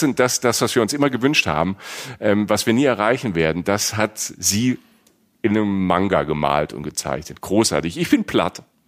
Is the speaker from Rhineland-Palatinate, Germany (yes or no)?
yes; Rhineland-Palatinate, Germany; wie ich irgendwo in einem 1000 Einwohner Dorf in der Südpfalz äh, groß wird